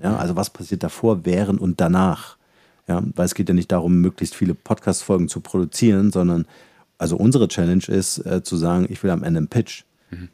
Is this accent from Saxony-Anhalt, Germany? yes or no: yes; Halle, Saxony-Anhalt, Germany; moved away as an adult; also born or lived in Munich, Germany; ich bin äh, aufgewachsen in Halle, da mhm. bin ich geboren